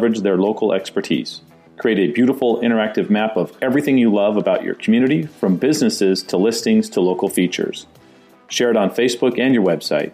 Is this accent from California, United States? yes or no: yes; Southern California, United States; I grew up in Southern California.